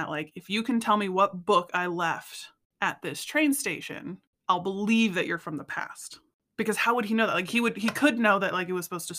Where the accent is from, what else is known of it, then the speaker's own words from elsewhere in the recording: United States; I'm from the Springs.